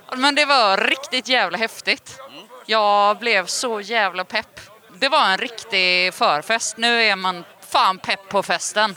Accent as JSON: {"language": "Swedish", "town": "Gothenburg", "region": "Västra Götaland", "country": "Sweden", "said": "Jag kommer från Göteborg"}